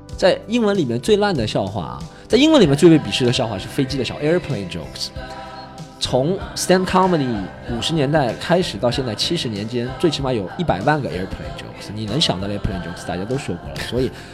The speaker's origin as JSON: {"language": "Chinese", "region": "Shanghai", "country": "China", "said": "我是一个上海人，或者在我的口音当中，在我的发生的事件当中，只有上海人发生"}